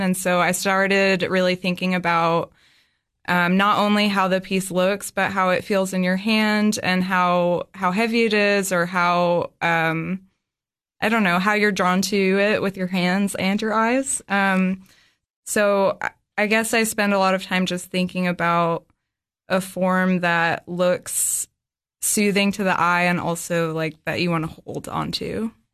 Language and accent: English; Dorset, Vermont, United States; also born or lived in Boston; now in Cookeville, United States; I grew up in southern Vermont in a really small town called Dorset, uh, close to the New York